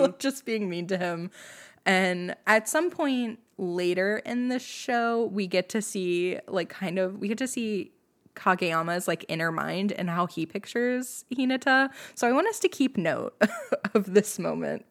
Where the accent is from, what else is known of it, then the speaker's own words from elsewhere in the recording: United States; I'm also American and barely know Japanese at all